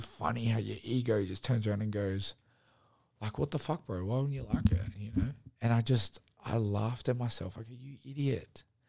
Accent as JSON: {"language": "English", "town": "Sydney", "region": "New South Wales", "country": "Australia", "said": "I said, Sydney."}